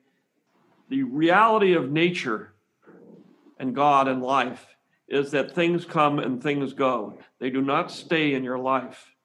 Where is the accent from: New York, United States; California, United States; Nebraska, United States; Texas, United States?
California, United States; San Francisco; I'm from California. I'm from San Francisco, the Zen Buddhism capital of the United States.